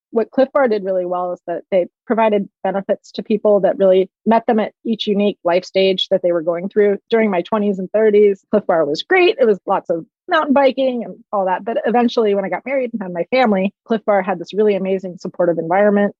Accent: Palo Alto, California, United States; I grew up in Palo Alto in the 70s

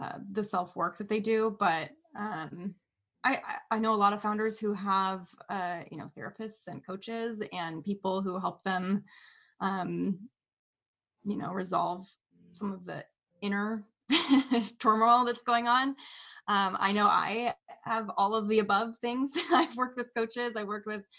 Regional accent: Bay Area, California, United States; also born or lived in Washington; now in Wisconsin, United States; I grew up in the Bay Area, California

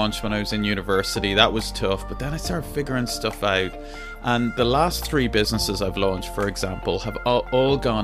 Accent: Ireland; I'm from Ireland.

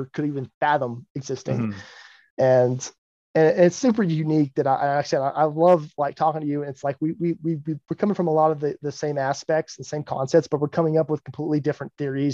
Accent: Texas, United States; I grew up in the Bible Belt of Texas

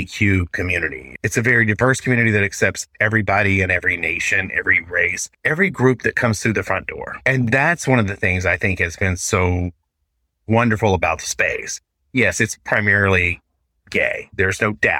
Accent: Arkansas, United States; now in Seattle, United States; I love my home state, but I will never live there again

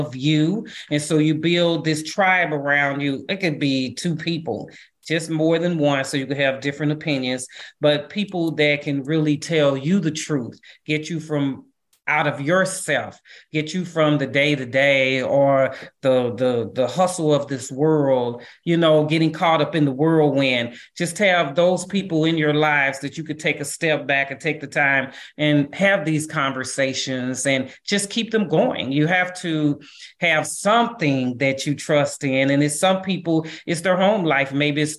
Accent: St. Louis, Missouri, United States; I'm from St. Louis

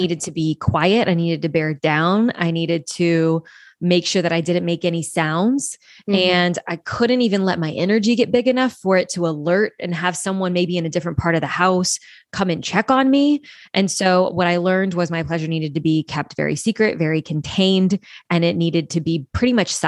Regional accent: Louisiana, United States; I grew up in the South, deep South in Louisiana, very Catholic-ish upbringing

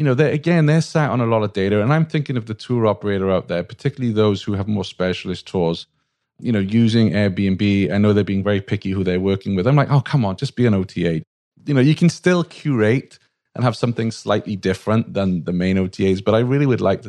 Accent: Wales, United Kingdom; now in United States; Well, I'm a Welshman

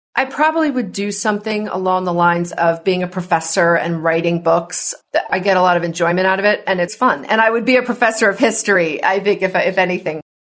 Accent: New Jersey, United States; now in California, United States; I'm from New Jersey and I live in mm-hmm. California.

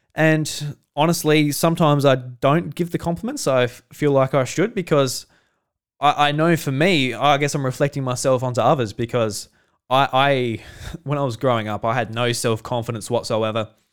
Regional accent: Australia; I'm Australian

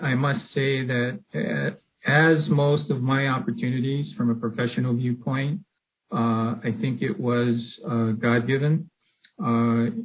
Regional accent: Hawaii, United States; moved away as an adult; also born or lived in Eugene, Oregon; now in Texas, United States; Originally, I am from Hawaii, and I was born and raised there.

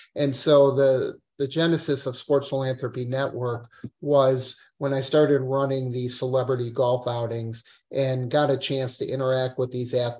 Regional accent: Madison, Wisconsin, United States; also born or lived in Israel; I was born in Israel and grew up in Madison

